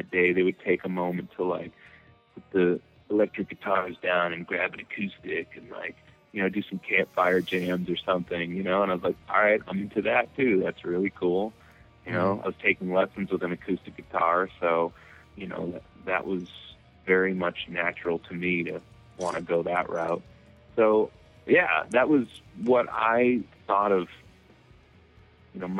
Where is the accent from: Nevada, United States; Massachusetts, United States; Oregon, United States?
Massachusetts, United States; Methuen; growing up in Methuen, Massachusetts, this suburb, you know, like a half hour north of Boston